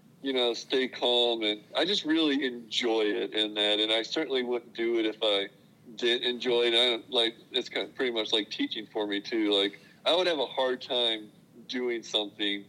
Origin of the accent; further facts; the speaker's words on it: Illinois, United States; now in Missouri, United States; I grew up in Illinois